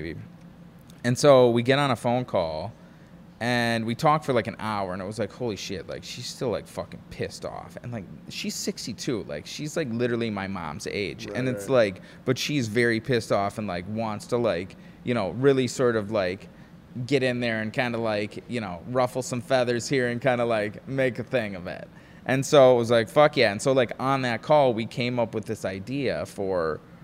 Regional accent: Wisconsin, United States; now in Charleston, United States; I'm originally from Wisconsin

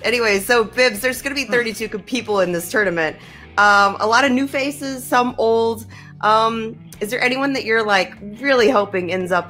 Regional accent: Florida, United States; I'm from Florida

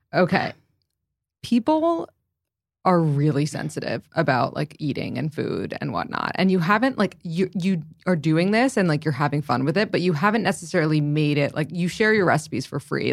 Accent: New York City, New York, United States; I grew up in the city

